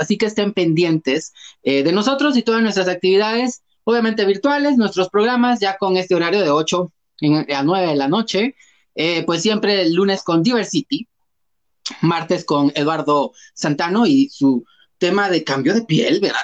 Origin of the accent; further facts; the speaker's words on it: Guatemala; como ciudadanos guatemaltecos y guatemaltecas y guatemalteques